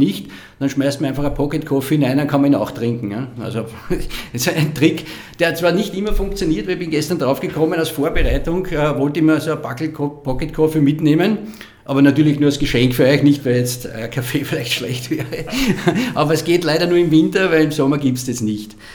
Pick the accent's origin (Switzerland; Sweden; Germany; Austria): Austria; Lower Austria; in den Gegenden, wo ich aufgewachsen bin, das war so die Schneeberggegend, da kommen meine Großeltern her